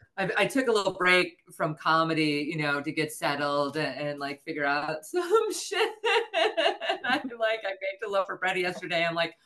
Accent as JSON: {"language": "English", "region": "the South", "country": "United States", "accent": "Southern", "said": "Well, that's another thing. I'm afraid my Southern accent's going to come back."}